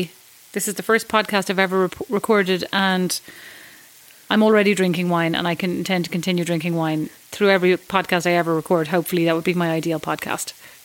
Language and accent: English; Ireland; moved away as an adult; now in New York, United States; How long have I not been in Ireland? What age am I? 35? 40 since I was like 20 one or two, so like 19 years.